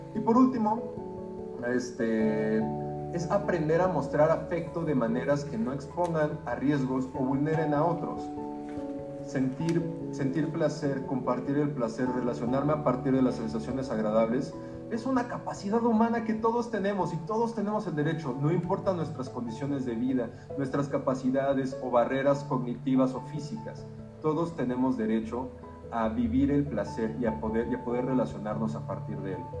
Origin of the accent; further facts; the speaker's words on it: Mexico; mexicanos, mexicanas